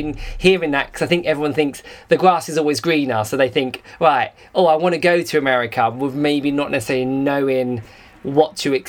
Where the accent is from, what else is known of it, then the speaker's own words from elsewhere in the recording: England, United Kingdom; I'm English